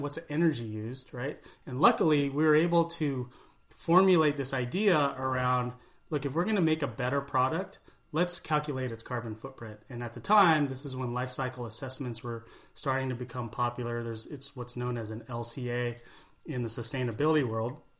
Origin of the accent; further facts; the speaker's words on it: California, United States; growing up in California